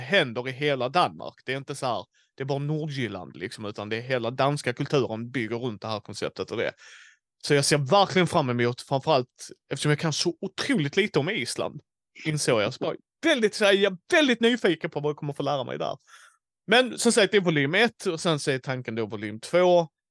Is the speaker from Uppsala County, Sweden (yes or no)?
no; Skåne, Sweden; jag som skåning har andra seder än de från Småland